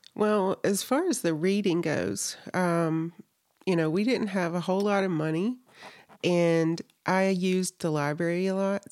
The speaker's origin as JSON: {"language": "English", "region": "North Carolina", "country": "United States", "moved": "as an adult", "lives_now": "Salt Lake City, United States", "said": "I'm originally from North Carolina, so I lived there, I think, over thirty years of my life"}